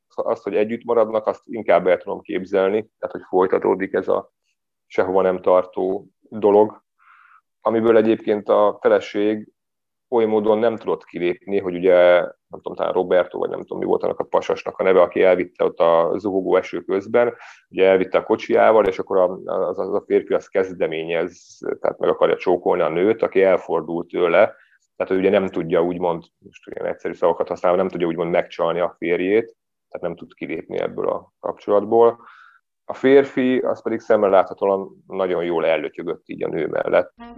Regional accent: Budapest, Hungary; moved away as an adult; now in Szigetmonostor, Hungary; Budapesten születtem, ott is éltem több mint 30 éven keresztül, és akkor Szigetmonostorra költöztem a Szentendrei szigetre

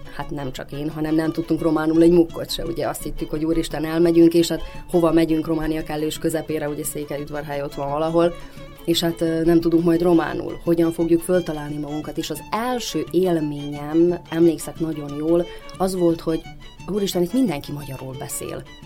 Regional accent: Banat, Vojvodina, Serbia; én a Bánátban nőttem föl

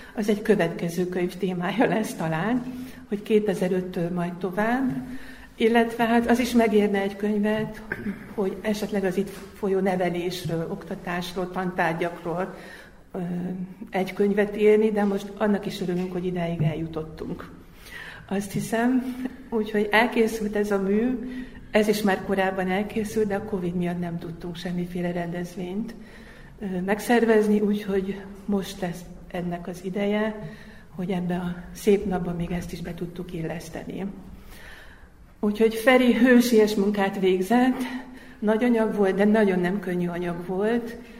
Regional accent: Hungary; moved away as an adult; now in Zrenjanin, Serbia; magyarországi magyar vagyok, és én nyolc évvel ezelőtt kerültem ide. Egy idegen országba

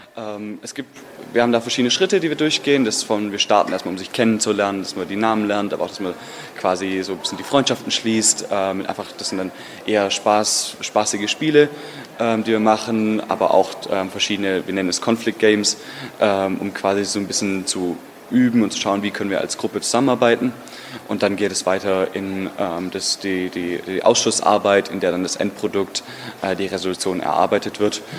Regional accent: Stuttgart, Baden-Württemberg, Germany; ich bin aus Stuttgart in Deutschland

